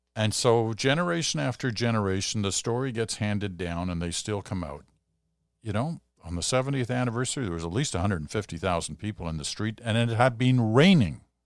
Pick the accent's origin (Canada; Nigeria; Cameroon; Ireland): Canada; as a Canadian